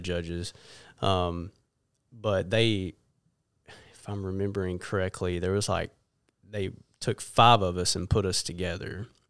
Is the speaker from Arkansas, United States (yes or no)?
yes; Jonesboro, Arkansas, United States; I was born and raised in Jonesboro, and, uh, been there really ever since